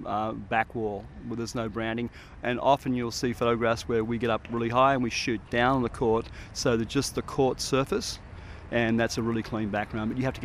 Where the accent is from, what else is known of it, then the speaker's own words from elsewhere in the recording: Sydney, New South Wales, Australia; now in Colorado, United States; Yeah, I'm from Sydney, Manly Beach in Sydney.